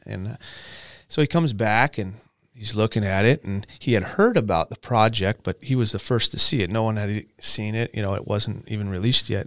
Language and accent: English; Camarillo, California, United States; I grew up in Ventura County, Camarillo pretty much been here my whole life.